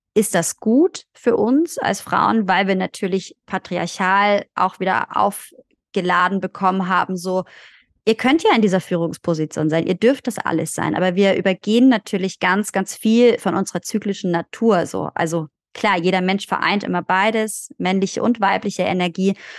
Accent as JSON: {"language": "German", "country": "Germany", "tie": "born or raised there", "said": "wir sind in Deutschland geboren"}